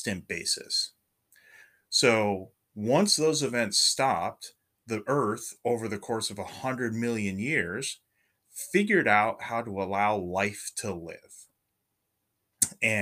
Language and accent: English; California, United States; moved away as an adult; also born or lived in Oregon; I grew up in California and I went to college in Oregon.